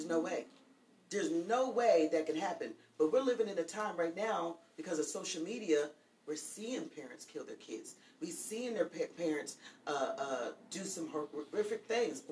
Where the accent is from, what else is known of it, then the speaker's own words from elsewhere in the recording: Pennsylvania, United States; I'm from Pennsylvania, so we have a basement and an attic